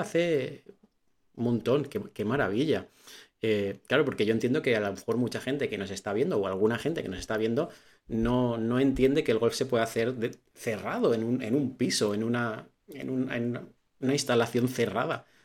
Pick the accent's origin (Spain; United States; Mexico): Spain; Valencia, Valencian Community; yo soy de Valencia